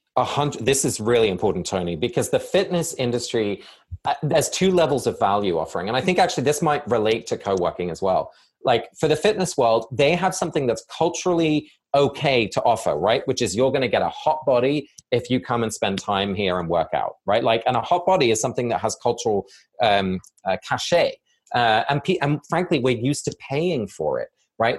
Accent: England, United Kingdom; moved away; both my parents are Dutch and I was born and raised in England

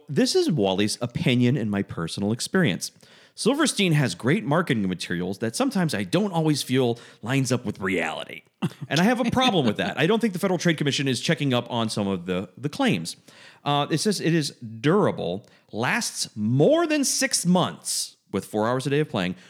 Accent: Georgia, United States; I'm from Georgia

